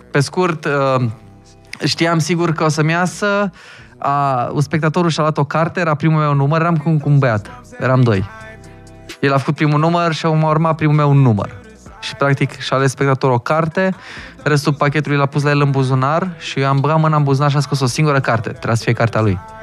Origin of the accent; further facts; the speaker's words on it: Hunedoara, Hunedoara County, Romania; now in Bucharest, Romania; că eu sunt din Hunedoara